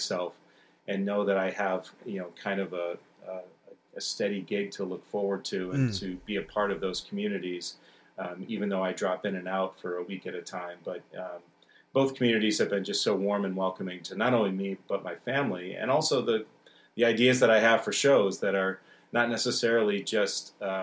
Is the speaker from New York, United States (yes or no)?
yes; Syracuse, New York, United States; moved away as an adult; now in Los Angeles, United States; I grew up in Syracuse listening and studying with many of the members of the orchestra.